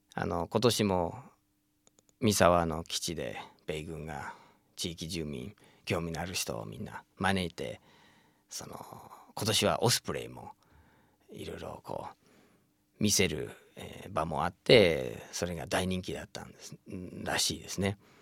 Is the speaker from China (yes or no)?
no; United States; now in Japan; 僕自身もアメリカに生